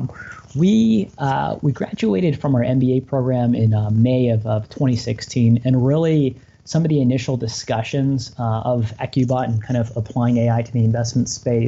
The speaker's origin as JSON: {"language": "English", "area": "Bay Area", "region": "California", "country": "United States", "tie": "born or raised there", "said": "My wife, Katie, and I, we grew up in the Bay Area in California, which is where we reside now"}